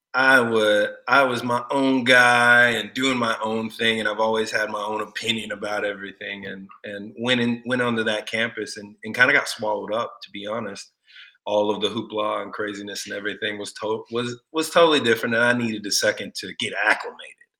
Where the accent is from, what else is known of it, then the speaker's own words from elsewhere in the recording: Austin, Texas, United States; moved away as an adult; also born or lived in Detroit; a country boy from Austin, and being from Texas